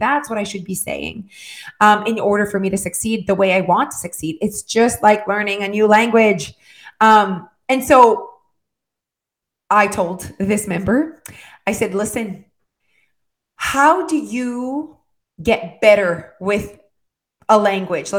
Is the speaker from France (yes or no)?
yes; France; first language French; English is a second language; I am French, right? So my first language, my brain thinks en français